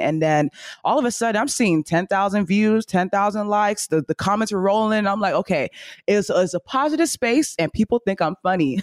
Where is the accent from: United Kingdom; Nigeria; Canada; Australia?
Nigeria; accent: Nigerian; I say things in my Nigerian accent